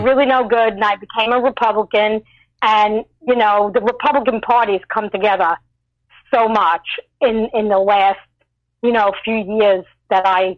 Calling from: Long Island, New York, United States; from Long Island, New York.

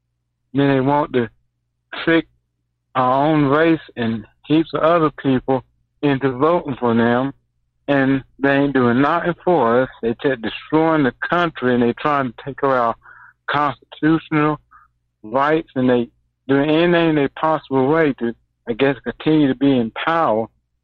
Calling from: Thomson, Georgia, United States; I'm calling from Georgia, Thomason, Georgia.

